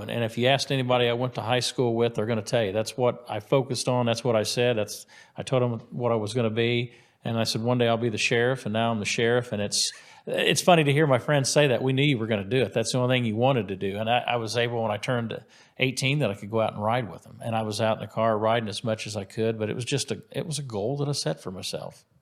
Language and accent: English; White River Township, Indiana, United States; I went to Center Grove High School, so I grew up in White River Township